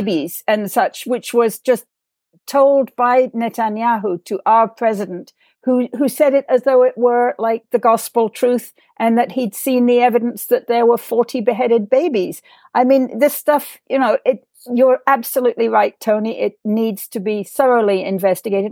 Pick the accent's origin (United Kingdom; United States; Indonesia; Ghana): United Kingdom; England; my growing up in England